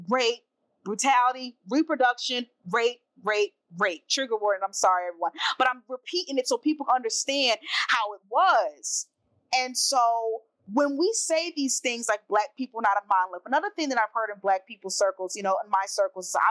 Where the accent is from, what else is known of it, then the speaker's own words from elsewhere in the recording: New Jersey, United States; now in New York, United States; I grew up in New Jersey